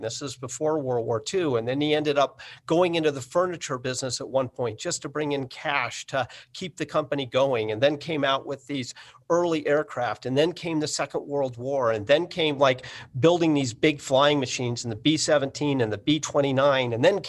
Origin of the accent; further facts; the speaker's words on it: Boulder, Colorado, United States; also born or lived in San Francisco; I grew up in Boulder, Colorado, and in San Francisco.